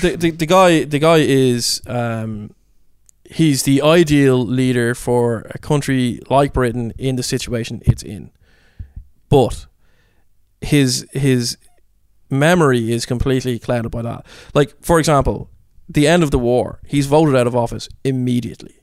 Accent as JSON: {"language": "English", "country": "Ireland", "said": "being Irish"}